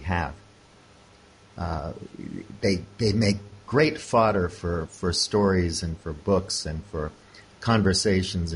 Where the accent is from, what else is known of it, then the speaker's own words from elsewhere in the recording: United States; moved away as an adult; now in Hong Kong; I'm an American